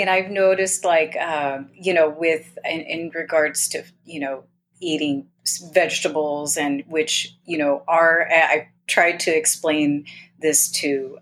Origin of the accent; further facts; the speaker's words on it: Southern California, United States; I grew up in Southern California and I, I, I currently live in Southern California.